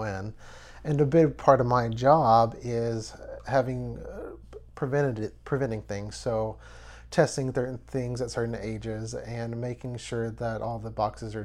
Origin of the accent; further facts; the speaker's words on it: Nederland, Texas, United States; I'm from Nederland, Texas. I was born and raised here.